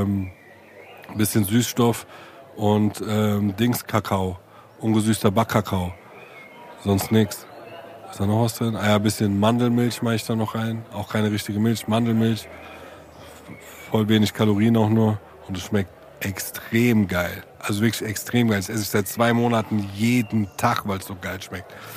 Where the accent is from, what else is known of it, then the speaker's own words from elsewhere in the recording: Germany; als Deutscher wie ich